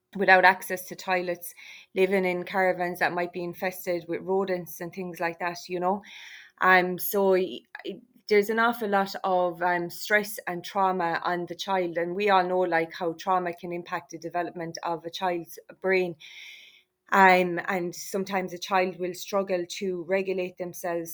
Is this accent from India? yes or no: no; Ireland; We are Irish travellers. We are a significant part um, of Irish society